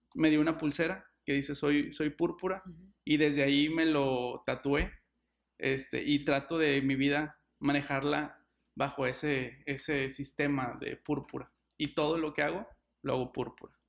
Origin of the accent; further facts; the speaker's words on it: Monterrey, Nuevo León, Mexico; soy regio y soy abogado